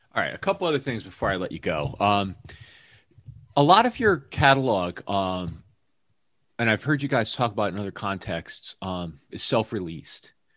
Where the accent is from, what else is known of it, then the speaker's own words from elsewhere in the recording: Hamden, Connecticut, United States; moved away as an adult; also born or lived in New York; now in Seattle area, United States; my hometown, Hamden, Connecticut.